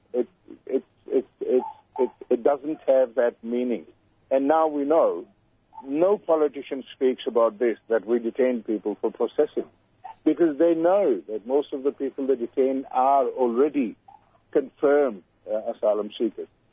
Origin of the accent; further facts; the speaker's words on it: Pakistan; now in Australia; I'm from Pakistan